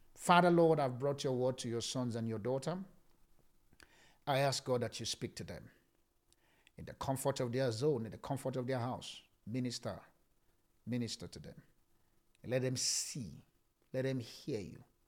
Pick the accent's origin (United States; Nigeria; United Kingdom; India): Nigeria; now in South Africa; I'm still talking from Nigeria.